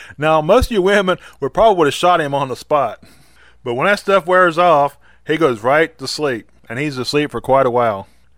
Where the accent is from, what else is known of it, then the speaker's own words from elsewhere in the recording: West Virginia, United States; We used to go to this place called Green Bottom Wildlife Management Area, which is in my home state.